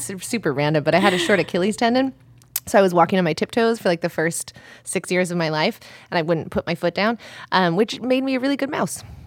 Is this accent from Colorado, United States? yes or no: yes; Colorado, United States; also born or lived in Italy; Colorado, but half and half in Italy